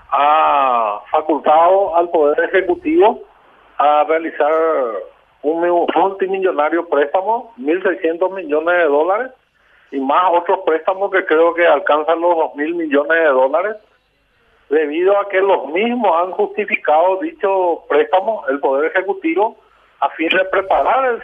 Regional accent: Paraguay; also born or lived in Ciudad del Este; víctimas que somos todos los paraguayos

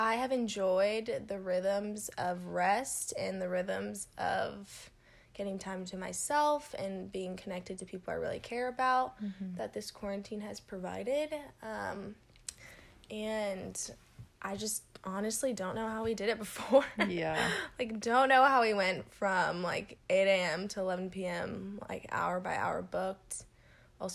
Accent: Southern California, United States; moved away as an adult; now in Texas, United States; I'm from California, born and raised, Southern California specifically

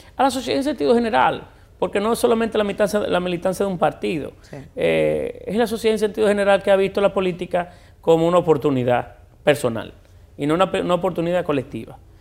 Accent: Puerto Plata, Dominican Republic; moved away as an adult; now in Santo Domingo, Dominican Republic; yo siempre seguiré siendo puertoplateño. Eh, yo nací, yo crecí allí

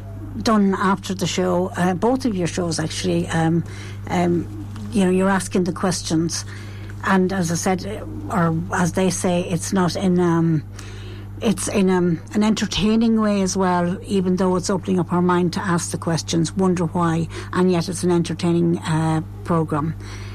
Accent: Granard, County Longford, Ireland; my hometown

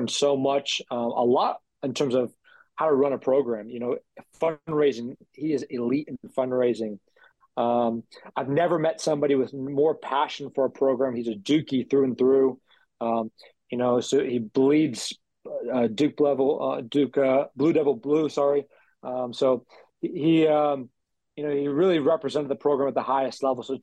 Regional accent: Tampa, Florida, United States; I grew up in Tampa, Florida

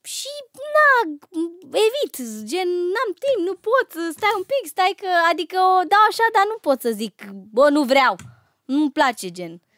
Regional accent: Romania; eu sunt uh, româncă

